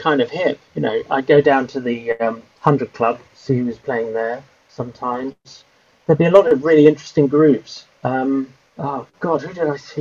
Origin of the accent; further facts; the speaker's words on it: Whitton, London, United Kingdom; I lived with my parents until I was about 17 or 18 at their house, which was 2 miles from Heathrow Airport